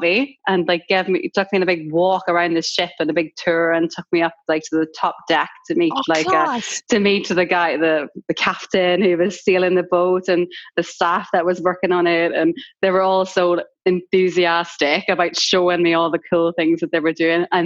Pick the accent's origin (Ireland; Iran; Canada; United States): Ireland; now in London, United Kingdom; it obviously says that I'm Irish in my bio